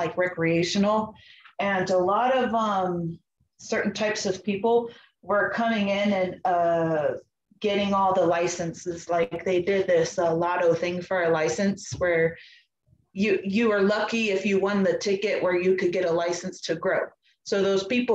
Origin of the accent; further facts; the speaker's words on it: the Bay Area, California, United States; moved away as an adult; also born or lived in North Carolina; I'm from California, the Bay Area